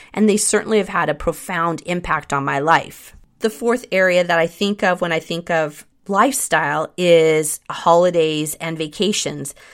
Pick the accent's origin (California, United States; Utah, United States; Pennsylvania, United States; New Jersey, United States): California, United States; Northern; that was right at the time when my parents got divorced and we moved from Southern California to Northern California